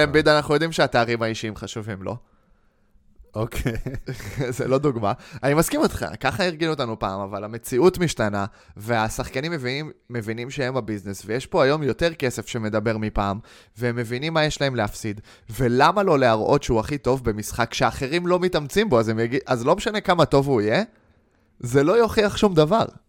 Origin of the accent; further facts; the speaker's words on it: Israel; בתור ישראלים